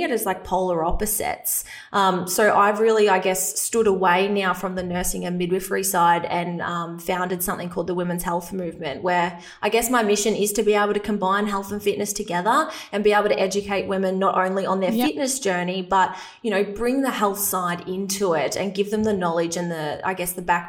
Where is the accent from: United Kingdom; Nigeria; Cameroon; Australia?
Australia; a small country town in Victoria; accent: Australian; I'm Australian, if you can't tell from my accent, but I grew up in a small country town in Victoria